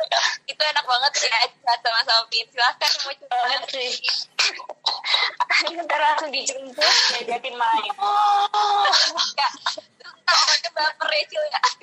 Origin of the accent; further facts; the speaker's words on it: Jakarta, Indonesia; moved away as an adult; now in Yogyakarta, Indonesia; gue asli Jakarta